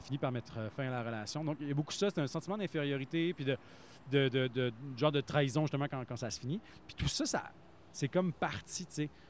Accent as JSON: {"language": "French", "town": "Plessisville", "region": "Quebec", "country": "Canada", "tie": "born or raised there", "said": "j'ai grandi à Play Civil"}